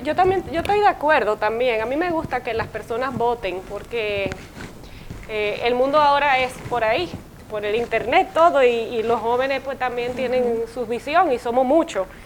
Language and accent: Spanish; Dominican Republic; como dominicanos